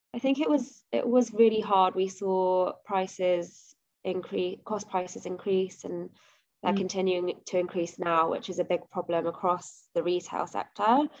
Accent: London, United Kingdom; moved away as an adult; also born or lived in Nottingham; now in Stockholm, Sweden; I've lived in London my whole life. Like I was born in London, apart from going to uni in Nottingham, mm. I've always lived in London

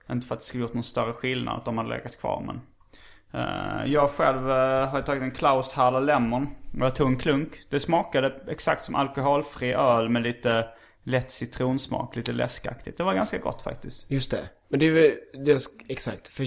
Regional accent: Märsta, Stockholm County, Sweden; moved away as an adult; also born or lived in Malmö; Var växte du upp? I Märsta. Utanför Märsta.

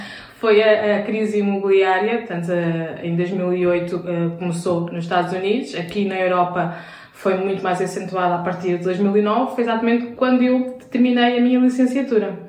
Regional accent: Vila Franca de Xira, Lisbon, Portugal; also born or lived in Castelo Branco / Brazil; eu sou portuguesa, portanto eu já nasci aqui em Portugal, nasci em Vila Franca de Xira.

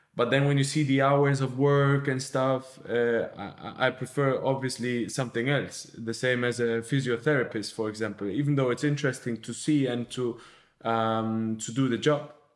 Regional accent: Germany; now in Barcelona, Spain; my home country, so to, to Germany.

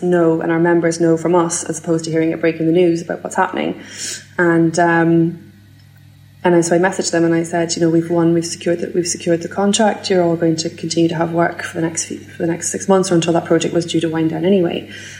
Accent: Scotland, United Kingdom; And BIFAB being open, because I'm from Fife, means I get to tuck my 7-year-old son into bed every night.

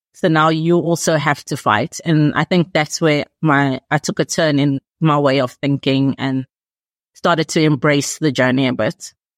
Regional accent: South Africa; I'm from South Africa

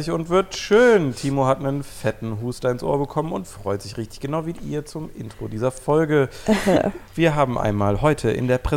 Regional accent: North Rhine-Westphalia, Germany; Ich bin so nah an Gatzweiler aufgewachsen, muss ich auch nicht hin bei Protest.

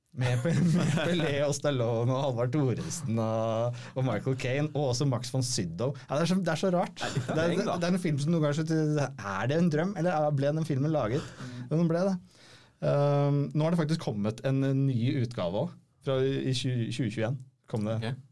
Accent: Norway; hvor vi var fra, fra Norge

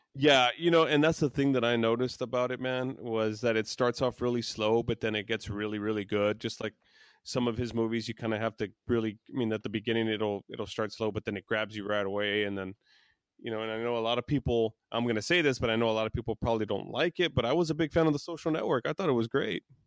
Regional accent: Texas, United States; I'm from Texas

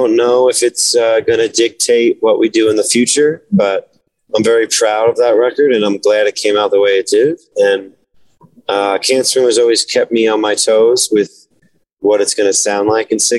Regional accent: New Jersey, United States; growing up in New Jersey

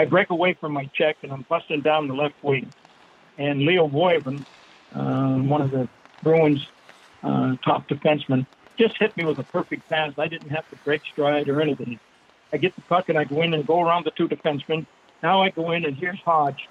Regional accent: Fredericton, New Brunswick, Canada; moved away as an adult; I go back to my hometown, Fredericton.

